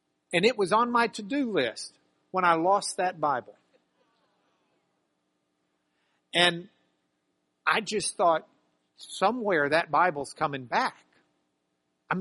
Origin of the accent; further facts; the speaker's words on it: Lubbock, Texas, United States; I grew up in Lubbock, Texas